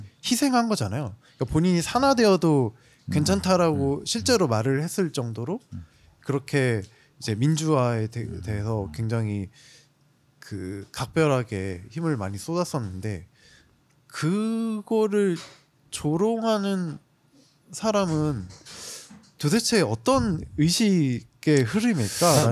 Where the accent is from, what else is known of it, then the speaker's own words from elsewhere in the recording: Jeolla, South Korea; 전라도 대표 …입니다